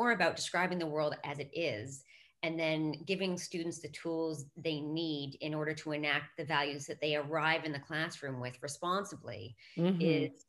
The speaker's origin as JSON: {"language": "English", "country": "Canada", "moved": "as an adult", "lives_now": "London, United Kingdom", "said": "I'm Canadian, and I'm more concerned about my mom in Toronto"}